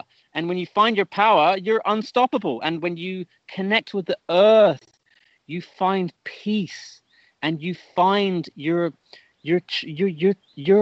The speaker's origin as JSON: {"language": "English", "area": "Stonehenge", "region": "South West England", "country": "United Kingdom", "tie": "born or raised there", "said": "I grew up on a farm very in Stonehenge."}